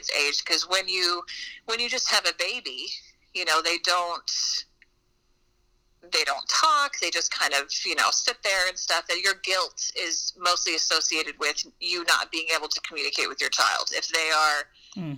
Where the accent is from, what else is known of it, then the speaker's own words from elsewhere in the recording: the South, Missouri, United States; I'm from the South, and I like to say I'm from the South, and I live in the South, and Missouri's considered the Midwest, but I'm just like, well, we're really at the bottom of Missouri